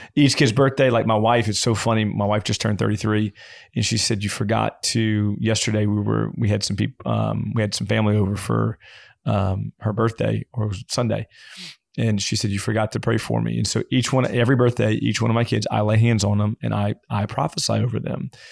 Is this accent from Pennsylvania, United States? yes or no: no; Louisiana, United States; I'm from Louisiana